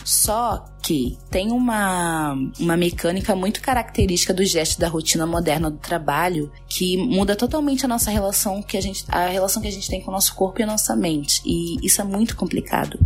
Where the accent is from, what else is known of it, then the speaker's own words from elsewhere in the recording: Rio de Janeiro, Brazil; moved away as an adult; also born or lived in Luanda, Angola; now in São Paulo, Brazil; Nasci em Angola, em Luanda, fui criada no Rio de Janeiro desde pequena e atualmente eu moro em São Paulo